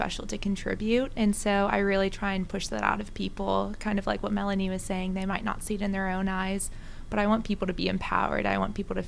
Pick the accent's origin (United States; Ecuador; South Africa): South Africa; moved away; I'm originally from South Africa